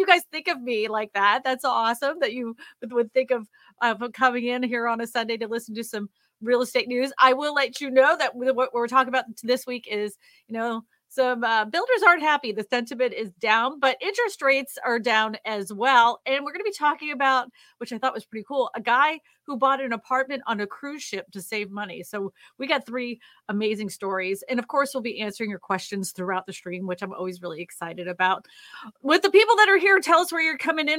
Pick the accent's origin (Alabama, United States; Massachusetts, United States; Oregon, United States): Massachusetts, United States; Boston; moved away; She's from my hometown.